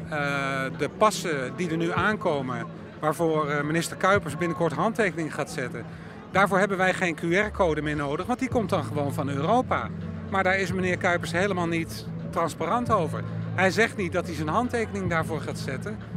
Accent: Antwerp province, Flanders, Belgium; ik ben van België, van de provincie Antwerpen, eh, in het Brabant.

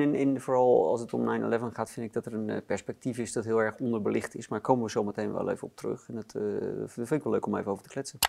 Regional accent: Netherlands; als Nederlanders

